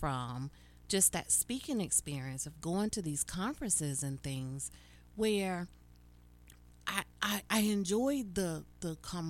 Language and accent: English; Charlotte, North Carolina, United States; moved away; It is going to be in my hometown, y'all. I'm coming home. It's Charlotte, North Carolina.